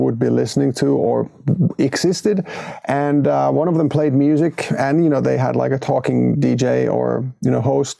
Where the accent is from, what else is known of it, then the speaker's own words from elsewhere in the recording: Hinnerjoki, Southwest Finland, Finland; moved away as an adult; the first, 19 years of my life, I lived in a small village called Hinnerjoki in southwestern Finland